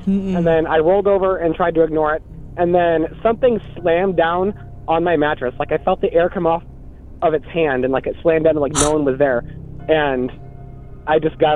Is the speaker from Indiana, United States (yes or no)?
yes; South Bend, Indiana, United States; now in Topeka, United States; I live in Topeka, Kansas right now, but I'm from South Bend, Indiana. And when I lived there in my childhood home, when I was about 12 years old